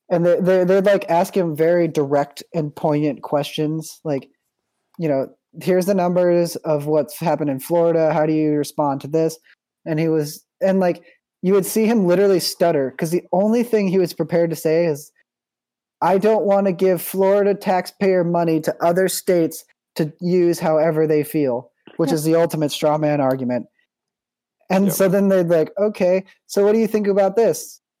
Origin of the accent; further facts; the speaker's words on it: United Kingdom; So it's like, okay, first of all, we're British, so we don't give a shit.